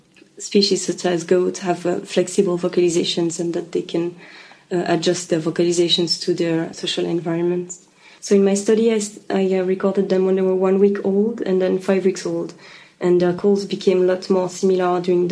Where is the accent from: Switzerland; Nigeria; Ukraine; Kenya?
Switzerland; English is a second language; Yeah, I'm originally from Switzerland, yeah.